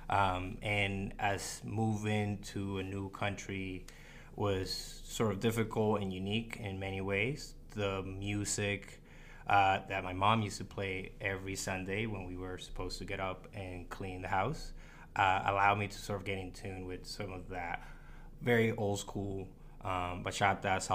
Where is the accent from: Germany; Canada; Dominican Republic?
Dominican Republic; also born or lived in Puerto Rico; culturally, I identify as Dominican. I was born in Puerto Rico, uh, but culturally grew up between the DR and the Dominican and the, uh, the DR and Puerto Rico.